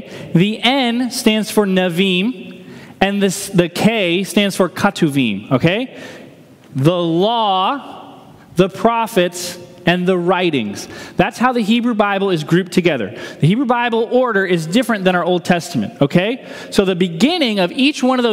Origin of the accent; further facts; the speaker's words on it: New Hampshire, United States; growing up in New Hampshire